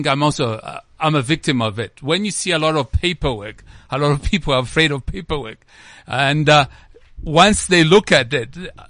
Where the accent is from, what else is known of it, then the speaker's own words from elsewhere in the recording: Zambia; moved away as an adult; now in South Africa; I'm from Zambia, but I'm a resident of South Africa.